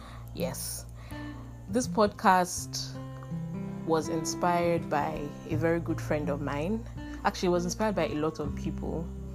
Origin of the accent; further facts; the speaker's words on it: Nigeria; as Nigerian women.